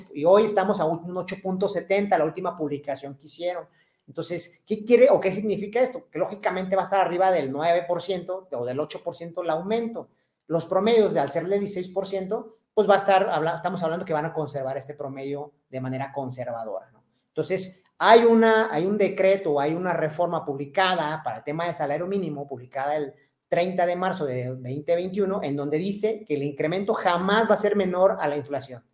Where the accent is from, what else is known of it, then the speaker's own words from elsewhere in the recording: Mexico; nosotros, los mexicanos